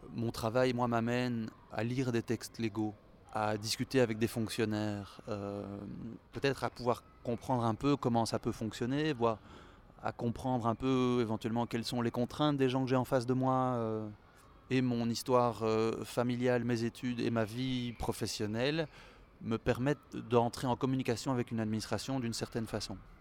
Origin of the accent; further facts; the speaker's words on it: Brussels, Brussels-Capital Region, Belgium; je suis belge, je suis né à Bruxelles, mes deux parents sont belges